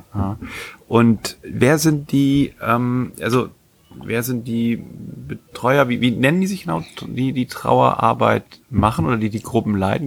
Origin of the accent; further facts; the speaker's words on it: Germany; Ich komme ja auch aus der Nähe von Bremen.